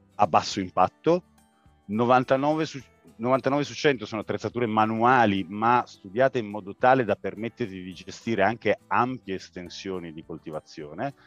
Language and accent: Italian; Turin, Piedmont, Italy; Io e la mia famiglia siamo nati e cresciuti a Torino